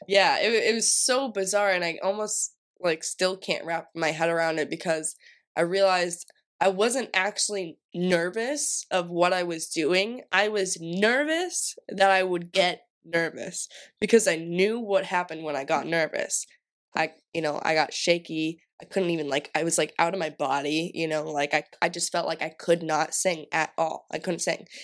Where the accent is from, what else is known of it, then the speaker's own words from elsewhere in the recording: Massachusetts, United States; I'm from Massachusetts